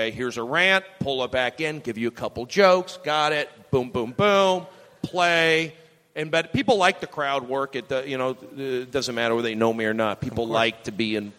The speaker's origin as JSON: {"language": "English", "town": "Los Angeles", "region": "California", "country": "United States", "tie": "born or raised there", "said": "I'm from Los Angeles. I grew up there."}